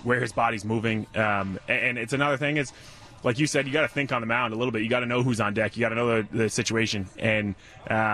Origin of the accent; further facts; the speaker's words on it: Rhode Island, United States; I'm from Rhode Island